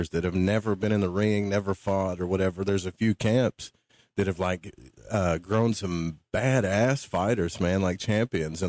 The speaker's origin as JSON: {"language": "English", "region": "upstate New York", "country": "United States", "moved": "as an adult", "lives_now": "Florida, United States", "said": "I moved from upstate to Florida at 38, 39 years old"}